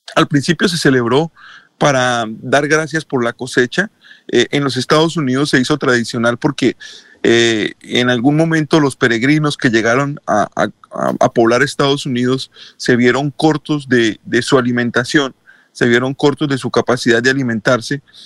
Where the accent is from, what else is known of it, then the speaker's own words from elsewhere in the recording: Colombia; now in United States; como buenos colombianos